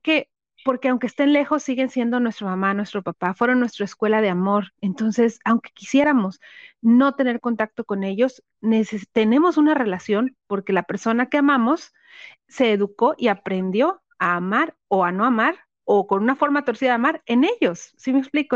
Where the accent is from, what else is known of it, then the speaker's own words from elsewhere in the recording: Tampico, Tamaulipas, Mexico; also born or lived in Guanajuato; now in Monterrey, Mexico; yo soy de Tampico y ambos vivimos ahorita, ahorita en Monterrey